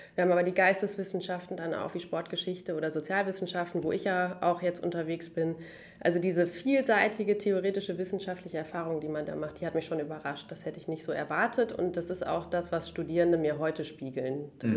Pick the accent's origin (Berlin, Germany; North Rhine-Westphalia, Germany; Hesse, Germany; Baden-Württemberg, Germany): North Rhine-Westphalia, Germany; Münster; ich komme aus Hiltrup ursprünglich